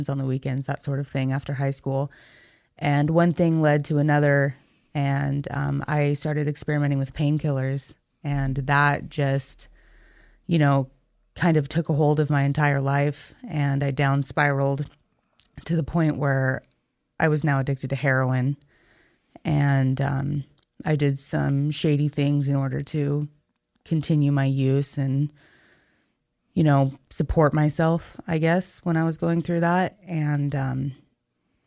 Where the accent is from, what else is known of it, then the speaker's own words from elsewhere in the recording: Boise, Idaho, United States; So I'm from Boise, Idaho